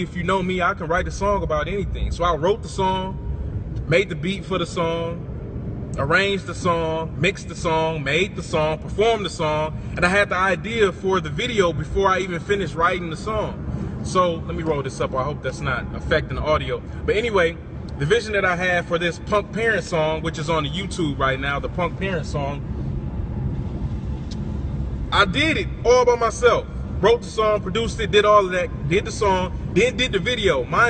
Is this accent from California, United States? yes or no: no; Milwaukee, Wisconsin, United States; also born or lived in Virginia; now in Houston, United States; I'm from Milwaukee, Wisconsin, as you know. A lot of y'all know, I grew up with ….